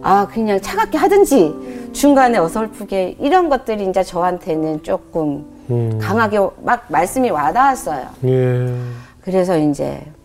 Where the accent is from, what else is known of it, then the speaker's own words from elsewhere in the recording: Jeolla, South Korea; also born or lived in Pocheon; 생활은 이제 저 전라도 쪽이거든요.